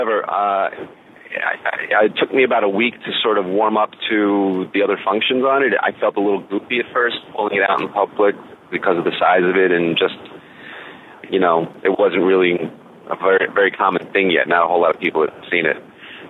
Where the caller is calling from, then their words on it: Saugerties, New York, United States; from Saugerties Woodstock.